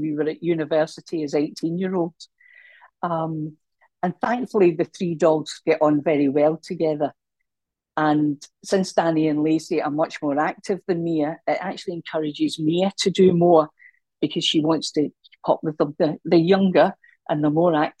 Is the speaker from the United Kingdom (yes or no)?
yes; Scotland, United Kingdom